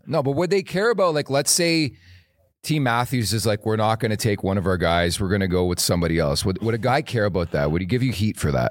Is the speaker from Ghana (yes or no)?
no; Canada; As a Canadian